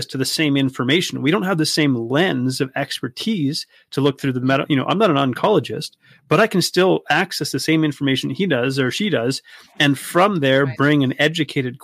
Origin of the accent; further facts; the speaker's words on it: Canada; Growing up in Canada